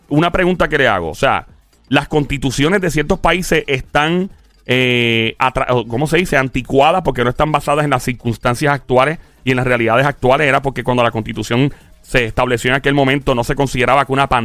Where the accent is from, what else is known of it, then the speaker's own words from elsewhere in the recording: Puerto Rico; A mí me encanta decir que yo soy indio, me encanta decir que soy este español, africano y algo portugués por ahí también, porque mi familia de parte de madre de Portugal.